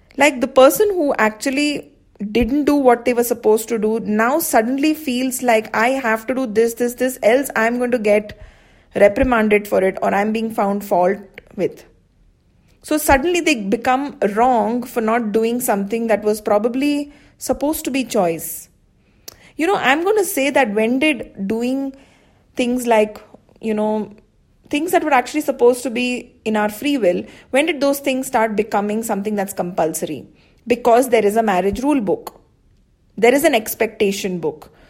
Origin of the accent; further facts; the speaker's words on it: India; I'm from India